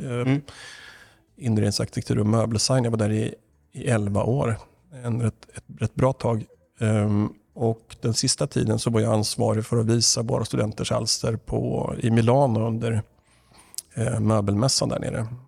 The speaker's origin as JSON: {"language": "Swedish", "region": "Östergötland", "country": "Sweden", "moved": "yes", "lives_now": "Stockholm, Sweden", "said": "jag var från Östergötland, där jag ju är ifrån. Blir på lite extra med dialekten om det nu behövs"}